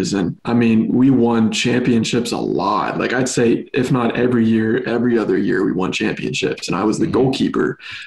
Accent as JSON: {"language": "English", "town": "Chambersburg", "region": "Pennsylvania", "country": "United States", "also_born_or_lived": "Los Angeles, United States", "moved": "yes", "lives_now": "Texas, United States", "said": "I'm from Pennsylvania, a town called Chambersburg, right? It's literally Amish and Mennonite people"}